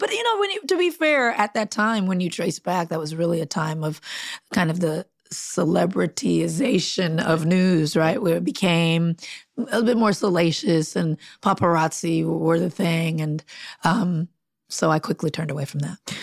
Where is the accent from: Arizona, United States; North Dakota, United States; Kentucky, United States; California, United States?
California, United States; Compton; also born or lived in Long Beach, California; grew up in Compton